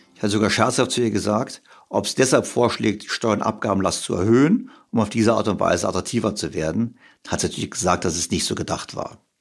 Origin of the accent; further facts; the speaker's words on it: Germany; jetzt sind wir beide ja Deutsche